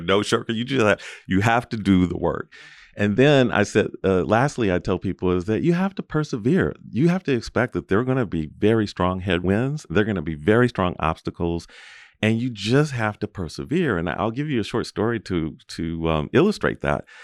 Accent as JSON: {"language": "English", "town": "Los Angeles", "region": "California", "country": "United States", "tie": "born or raised there", "said": "I was born and raised in Los Angeles in Southern California"}